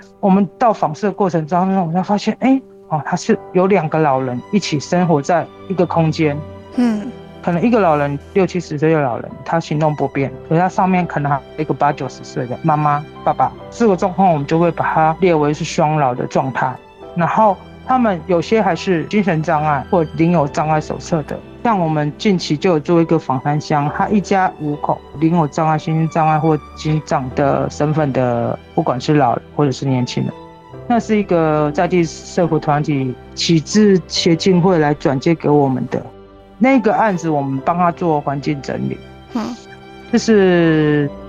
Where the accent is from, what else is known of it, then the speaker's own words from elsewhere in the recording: Pingtung County, Taiwan; 土生屏东。对对对。哦。虽然我我可能高中的时候是外，就是去高雄念书，但后来我都是在屏东。